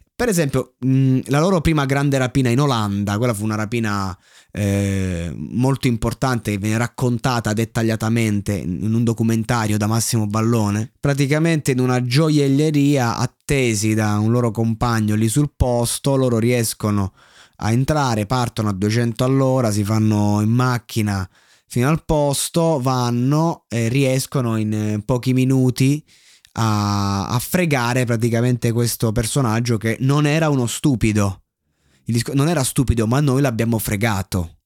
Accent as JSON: {"language": "Italian", "town": "Roseto degli Abruzzi", "region": "Abruzzo", "country": "Italy", "lives_now": "Chieti, Italy", "said": "io non sono di Pescara, io sono di Roseto che è lì vicino"}